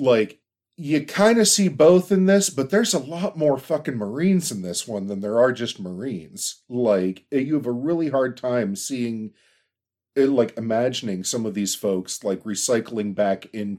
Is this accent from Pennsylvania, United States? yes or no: yes; Pittsburgh, Pennsylvania, United States; For everybody's knowledge, I'm from Pittsburgh